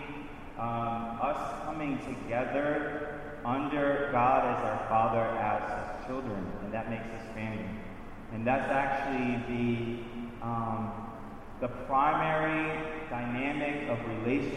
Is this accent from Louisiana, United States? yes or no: yes; Louisiana, United States; moved away as an adult; now in Baltimore, United States; I'm from Louisiana. All my family is still down there. I've been in Baltimore 17 years now